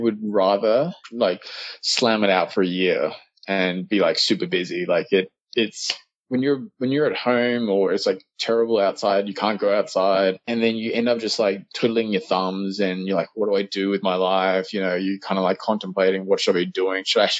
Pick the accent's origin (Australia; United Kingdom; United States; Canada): Australia; accent: Australian; But I've lost a bit of my Australian accent.